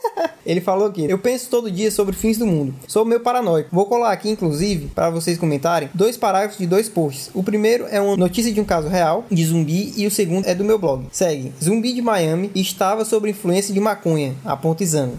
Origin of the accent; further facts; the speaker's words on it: Fortaleza, Ceará, Brazil; a gente é de Fortaleza, Ceará